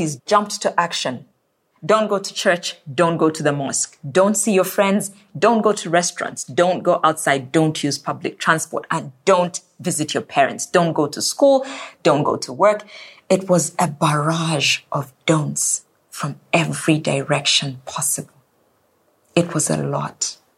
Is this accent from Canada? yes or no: no; Zambia; My home country of Zambia relies on agriculture.